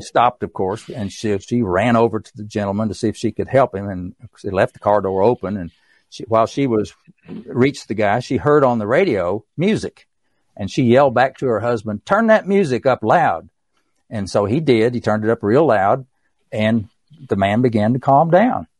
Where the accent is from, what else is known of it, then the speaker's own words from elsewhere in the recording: East Tennessee, United States; accent: East Tennessee; my East Tennessee accent